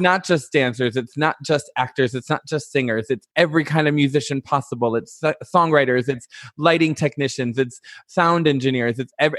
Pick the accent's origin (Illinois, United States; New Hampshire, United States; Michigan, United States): Michigan, United States; Detroit; moved away; also born or lived in Chicago; I'm from Detroit. Well, which I'm actually from a north suburb